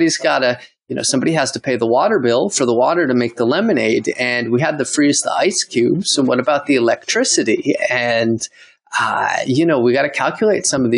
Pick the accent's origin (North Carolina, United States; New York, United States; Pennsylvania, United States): New York, United States; Poughkeepsie; moved away as an adult; now in Costa Rica; upstate near Poughkeepsie